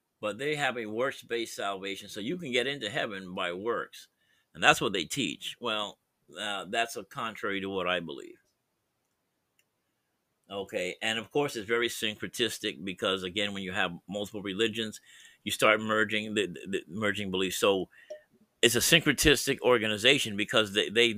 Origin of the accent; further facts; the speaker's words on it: United States; I'm born in as an American citizen, so I'm here